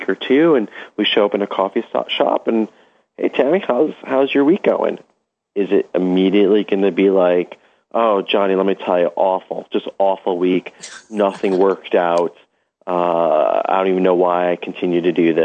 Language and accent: English; New York City, New York, United States; growing up in Brooklyn